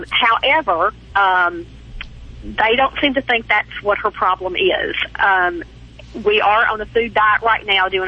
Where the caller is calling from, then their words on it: Hernando, Mississippi, United States; From Hernando, Mississippi. It's about 15 miles south of Memphis.